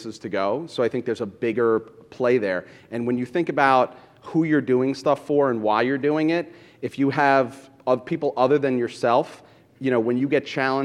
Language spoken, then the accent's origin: English; New York City, New York, United States; I grew up in Brooklyn listening to hip-hop and going to Fulton for my sneakers